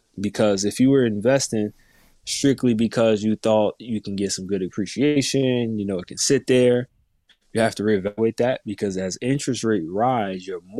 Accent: New Jersey, United States; For all the viewers that don't know me, I'm primarily born and raised in North New Jersey.

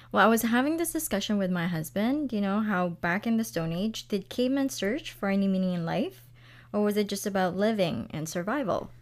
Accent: Philippines; moved away; growing up in the Philippines

